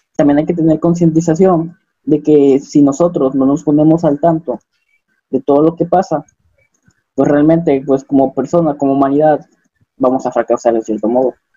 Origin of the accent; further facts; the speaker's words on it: Acapulco, Guerrero, Mexico; moved away as an adult; now in Coahuila, Mexico; yo soy de Acapulco, como nuestro amigo Lalo, pero pues me vine a estudiar acá en, Coahuila